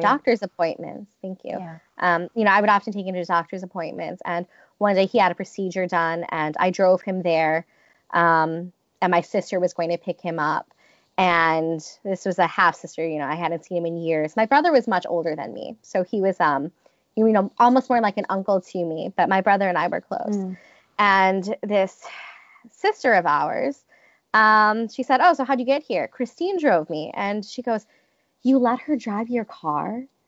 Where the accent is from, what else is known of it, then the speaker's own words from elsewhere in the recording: Detroit, Michigan, United States; I grew up in Metro Detroit where we were very close to the border